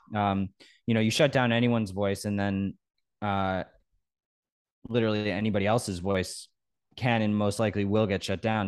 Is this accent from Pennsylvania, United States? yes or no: no; Norwalk, Connecticut, United States; I grew up in Norwalk, Connecticut on the beach